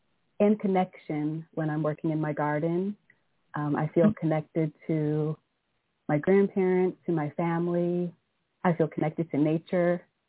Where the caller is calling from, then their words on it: Indianapolis, Indiana, United States; I'm calling from Indianapolis, Indiana.